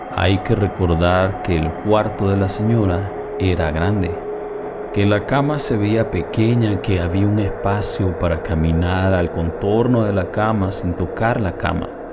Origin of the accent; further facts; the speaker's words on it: El Salvador; En mi país El Salvador, ubicado en el centro de Centroamérica